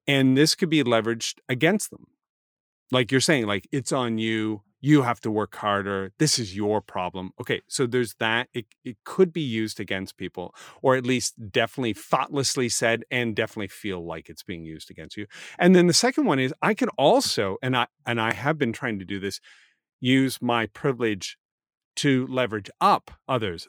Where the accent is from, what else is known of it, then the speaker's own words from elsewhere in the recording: Canada; I'm Canadian